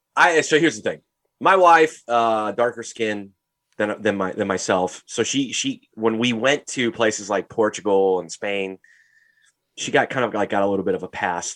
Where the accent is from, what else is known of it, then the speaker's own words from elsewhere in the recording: St. Louis, Missouri, United States; we're from Saint Louis, Missouri